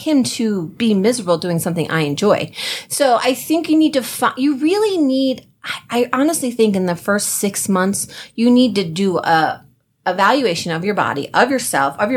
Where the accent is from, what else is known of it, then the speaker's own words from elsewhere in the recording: New Jersey, United States; we're from Jersey.